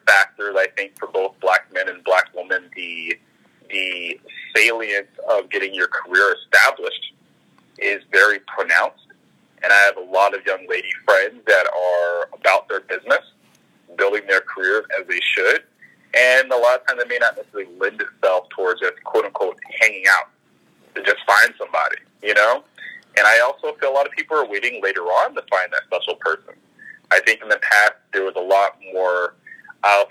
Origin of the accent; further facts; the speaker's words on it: the South, United States; moved away as an adult; now in Toronto, Canada; I'm from the South